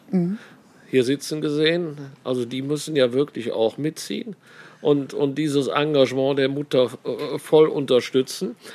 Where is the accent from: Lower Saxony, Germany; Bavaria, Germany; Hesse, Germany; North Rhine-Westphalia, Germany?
North Rhine-Westphalia, Germany; Cologne; Äh, man kam als Kölner mal nach Bad Neuenahr.